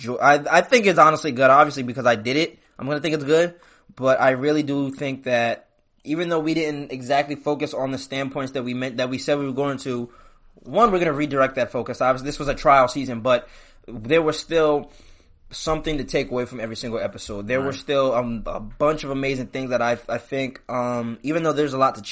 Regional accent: Trenton, New Jersey, United States; moved away; I'm coming back to support my hometown. If y'all didn't see my Trenton High video

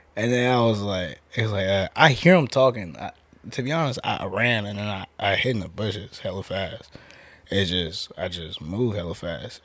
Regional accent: Oakland, California, United States; moved away as an adult; now in Las Vegas, United States; I'm from Oakland

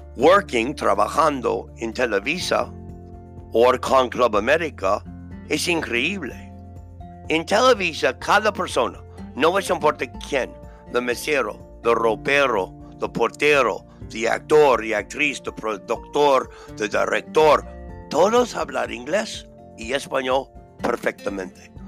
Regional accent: New York City, New York, United States; I was born and raised in Brooklyn

